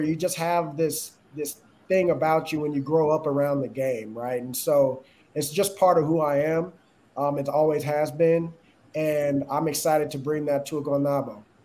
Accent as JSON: {"language": "English", "town": "Austin", "region": "Texas", "country": "United States", "tie": "born or raised there", "said": "started off uh, in Austin, Texas, and, and, and that's my hometown"}